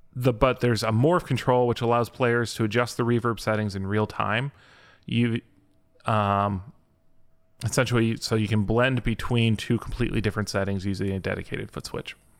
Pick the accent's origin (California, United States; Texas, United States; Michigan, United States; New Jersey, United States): Michigan, United States; I'm from Michigan